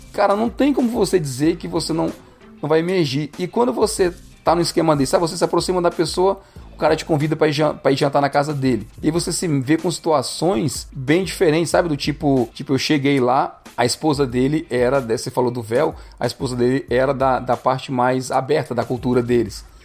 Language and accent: Portuguese; Brazil; first language Portuguese; moved away as an adult; now in Canada; a gente vem do Brasil